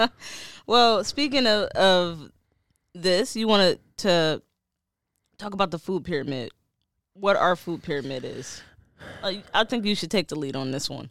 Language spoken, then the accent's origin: English; Detroit, Michigan, United States; moved away; I'm from Detroit